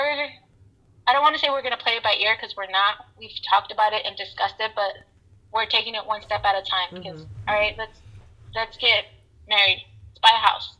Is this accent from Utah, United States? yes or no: no; Chicago, Illinois, United States; moved away; also born or lived in Florida / Austin; I was born in Chicago, raised in Chicago